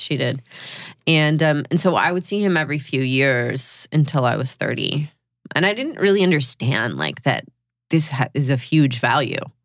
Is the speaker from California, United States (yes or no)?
no; Georgia, United States; moved away as an adult; also born or lived in New York; I was 18 from Georgia